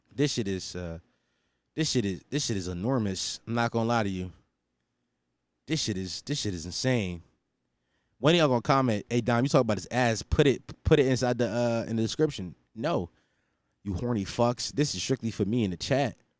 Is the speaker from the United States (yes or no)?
yes; Philadelphia, Pennsylvania, United States; especially in this city where I'm from, like, I'm from Philadelphia.